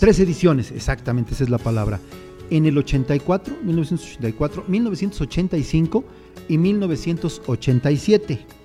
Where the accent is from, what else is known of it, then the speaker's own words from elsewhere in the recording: a town called Cambay, State of Mexico, Mexico; yo vengo de un pueblo que se llama Cambay, aquí en el Estado de México